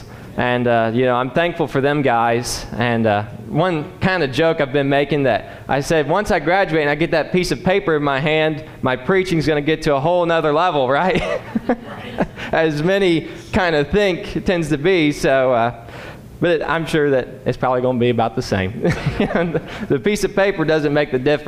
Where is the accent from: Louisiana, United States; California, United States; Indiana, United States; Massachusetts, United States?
Indiana, United States; Rushville; I'm from Rushville, Indiana. Born and raised there on the family farm